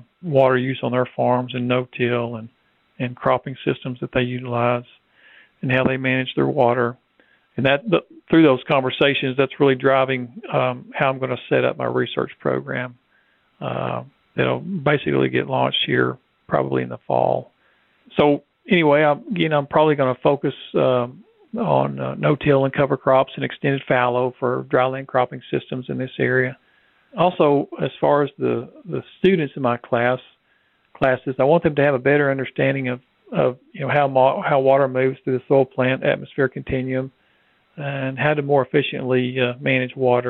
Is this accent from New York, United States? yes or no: no; Lubbock, Texas, United States; moved away as an adult; also born or lived in Fayetteville, Arkansas / Mississippi Delta / Tifton, Georgia; I'm a native of this area. I grew up on the South Plains on a small cotton farm just outside of Lubbock